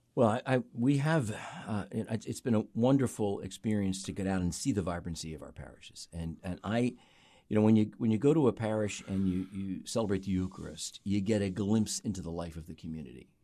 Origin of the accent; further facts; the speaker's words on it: North Wales, Pennsylvania, United States; I grew up in Montgomery County, Pennsylvania, outside the city in a, in a little town called North Wales